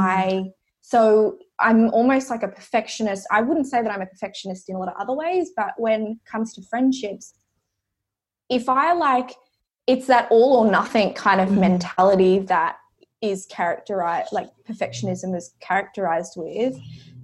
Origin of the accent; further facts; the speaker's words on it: Coffs Harbour, New South Wales, Australia; So I grew up in Coffs Harbour, which is happens to be where I'm back to right now